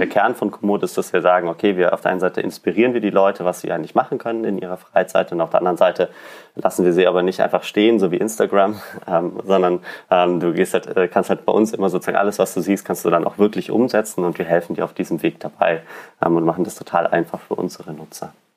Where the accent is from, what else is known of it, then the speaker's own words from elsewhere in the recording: Allgäu, Bavaria, Germany; moved away as an adult; now in Berlin, Germany; Also ich bin ähm, im Allgäu aufgewachsen, also mitten in den Bergen